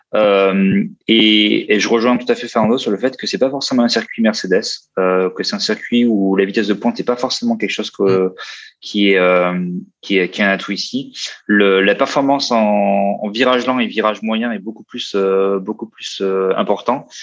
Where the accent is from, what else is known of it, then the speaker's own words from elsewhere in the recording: Austria; moved away; très autrichien, comme mon pays natal